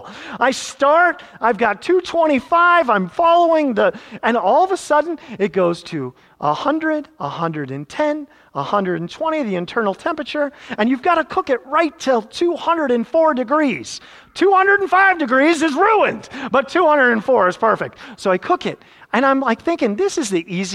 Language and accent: English; Iowa, United States; now in Lake Mary, United States; growing up in Iowa